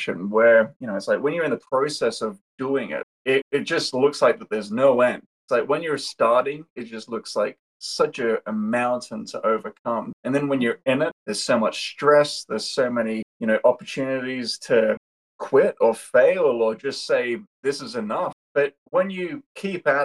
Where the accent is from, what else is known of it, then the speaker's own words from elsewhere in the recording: Australia; I'm based in Australia. I'm Australian.